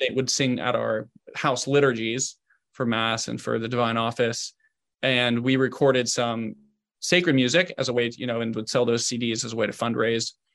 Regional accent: Southern Ohio, United States; I'm from Southern Ohio

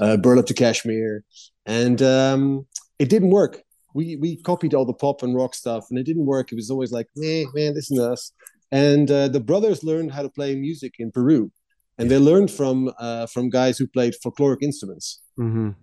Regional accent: Netherlands; I grew up in the Netherlands

